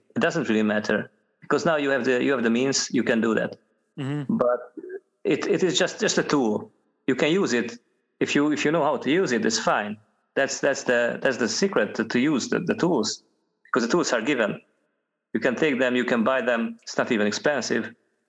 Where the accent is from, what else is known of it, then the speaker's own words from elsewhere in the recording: Hungary; moved away as an adult; now in Scotland, United Kingdom; I moved from Hungary to Scotland at the time.